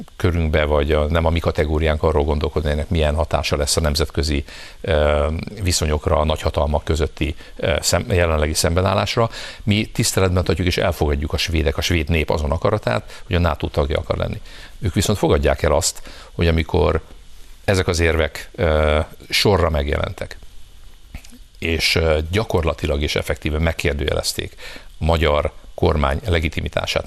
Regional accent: Hungary; mi meg magyarok vagyunk

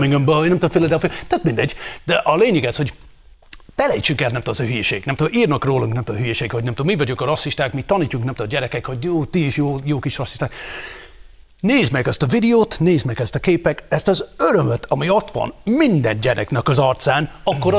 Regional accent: Scotland, United Kingdom; Hungarian is a second language; now in Hungary; én, mint nem született magyar, én, aki magyar lettem

